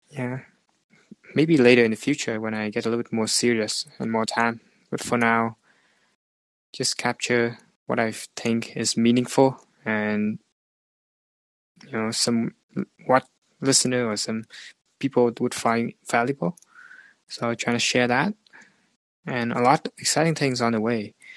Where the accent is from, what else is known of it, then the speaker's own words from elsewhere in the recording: Vietnam; moved away as an adult; now in Canada; back to Vietnam as well. My hometown